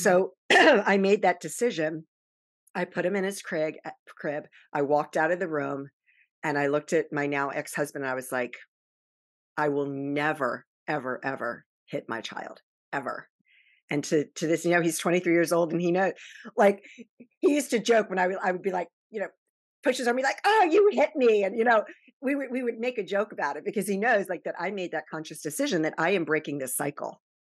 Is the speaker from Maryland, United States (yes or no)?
yes; Baltimore, Maryland, United States; born or raised there; also born or lived in Virginia Beach, Virginia